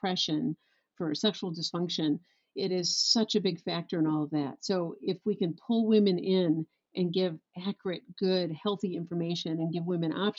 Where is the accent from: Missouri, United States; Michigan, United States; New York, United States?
Michigan, United States; West; I born and raised in West Michigan